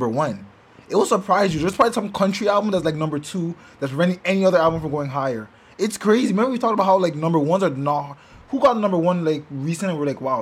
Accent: Nigeria; I'm Nigerian.

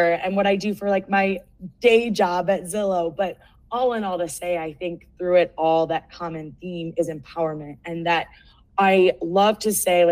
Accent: Cleveland, Ohio, United States; moved away as an adult; also born or lived in Seattle; now in Denver, United States; Born and raised in Cleveland, Ohio, went to Ohio State, then traveled to Seattle, then down to Denver

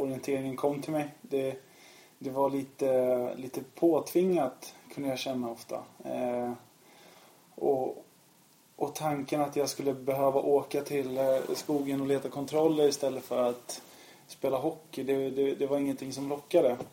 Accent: Sweden; also born or lived in Lithuania; jag är uppvuxen i Sverige, uppvuxen med alla svenska traditioner, gått i svensk skola

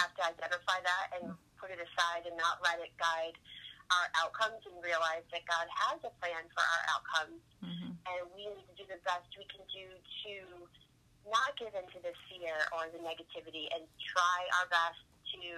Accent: Massachusetts, United States; now in Florida, United States; I'm originally from Massachusetts. Massachusetts is where I started my pageant career when I was 12 years old

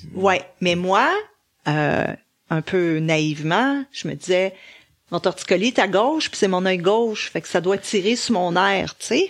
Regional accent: Laval, Quebec, Canada; je venais de Laval

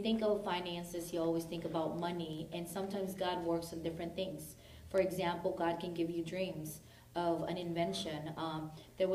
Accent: Tehran, Tehran Province, Iran; I'm from Tehran

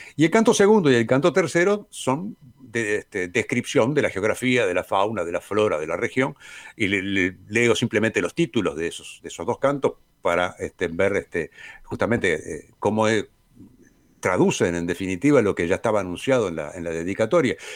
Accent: Uruguay; los uruguayos somos argentinos

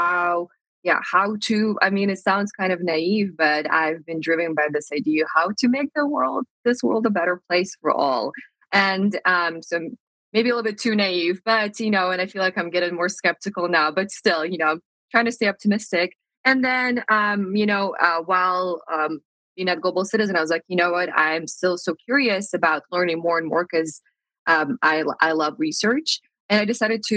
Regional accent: Moscow, Russia; moved away as an adult; also born or lived in United States; I'm from Moscow, Russia, and I feel like growing up in Russia

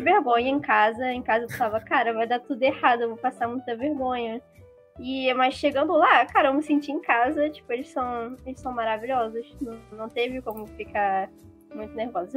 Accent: Rio de Janeiro, Brazil; eu sou, sou do Rio de Janeiro, eu tenho 19 anos

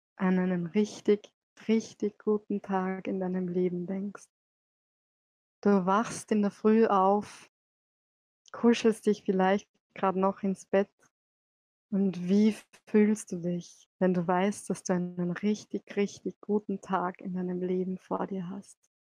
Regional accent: Salzburg, Austria; bin auch aus Salzburg

